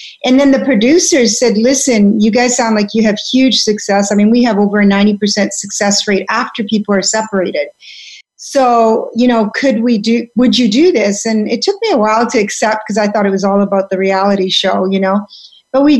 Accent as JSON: {"language": "English", "town": "Vancouver", "region": "British Columbia", "country": "Canada", "tie": "born or raised there", "also_born_or_lived": "Belgium", "said": "I was born in Belgium, but I grew up in Canada, Vancouver"}